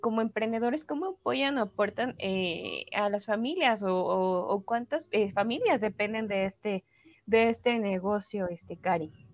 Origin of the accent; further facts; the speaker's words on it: Oaxaca, Mexico; como oaxaqueños